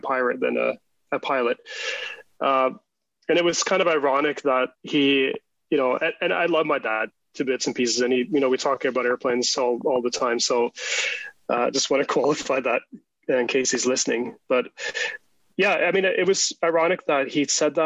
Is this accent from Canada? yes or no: yes; Canada; also born or lived in Norway; And then when I was about 10, he got offered a job at de Havilland, which you know well now. So that was in the mid-80s, and we moved to Canada.